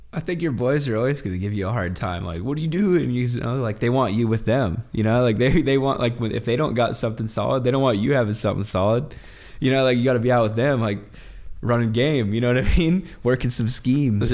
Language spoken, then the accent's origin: English; Oregon, United States; I remember when I was, like, fourteen, fifteen, sixteen, growing up in Oregon